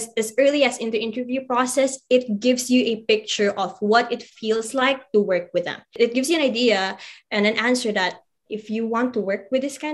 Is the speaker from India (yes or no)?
no; Philippines; as a Filipino, specifically as a Filipino